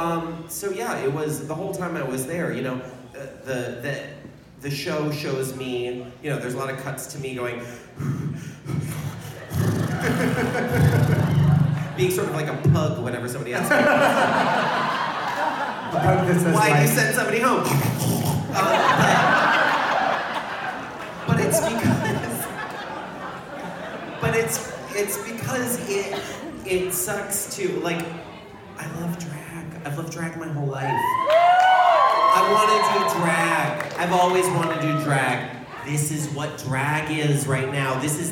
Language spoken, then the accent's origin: English; Pacific Northwest, United States; I'm from the Pacific Northwest